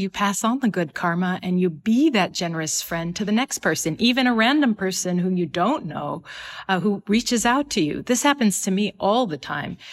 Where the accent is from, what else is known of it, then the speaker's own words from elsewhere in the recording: Seattle, Washington, United States; moved away as an adult; now in Rabat, Morocco; I moved from Seattle, which is my hometown, to Washington, D C